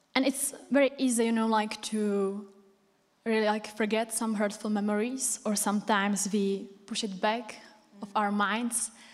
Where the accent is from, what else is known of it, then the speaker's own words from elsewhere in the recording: Czechia; English is a second language; moved away as an adult; now in United Kingdom; I came from Czech Republic, if you didn't recognize from my accent.